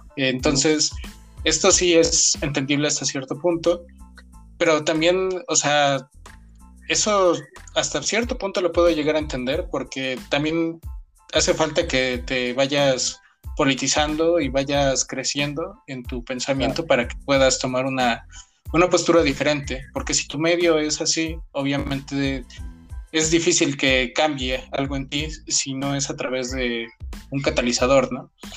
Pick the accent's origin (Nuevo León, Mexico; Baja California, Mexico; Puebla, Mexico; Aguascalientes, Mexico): Puebla, Mexico; yo soy de Puebla